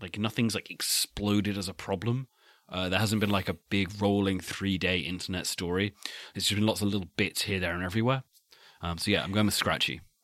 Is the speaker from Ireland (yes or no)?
no; United Kingdom